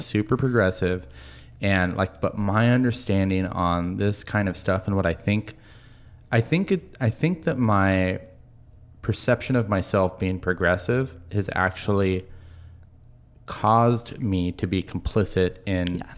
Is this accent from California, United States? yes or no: no; Marysville, Washington, United States; I grew up in Marysville.